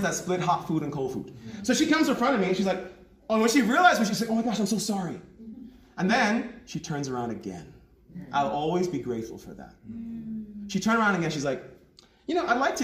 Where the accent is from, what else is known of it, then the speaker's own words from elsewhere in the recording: New York, United States; moved away as an adult; also born or lived in Jamaica / Lagos, Nigeria; now in South Africa; I come from Jamaica. My family comes from Jamaica. I was born in New York.